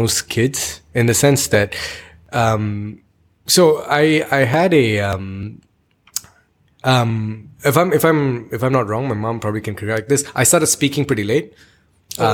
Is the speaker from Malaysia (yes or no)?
yes; Ipoh, Perak, Malaysia; I grew up in Ipoh.